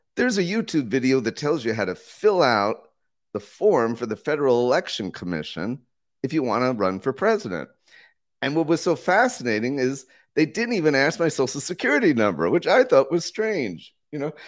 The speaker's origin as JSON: {"language": "English", "country": "United States", "moved": "yes", "lives_now": "Costa Rica", "said": "I'm an American citizen, but I live full-time in Costa Rica."}